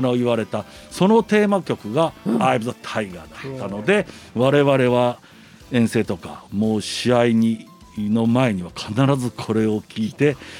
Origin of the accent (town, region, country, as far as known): Shimane, Japan; born or raised there; moved away as an adult; also born or lived in Kansai